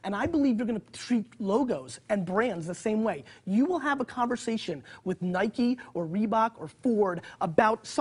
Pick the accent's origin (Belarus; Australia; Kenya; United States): Belarus; moved away; I was born in Belarus, so I'm an immigrant.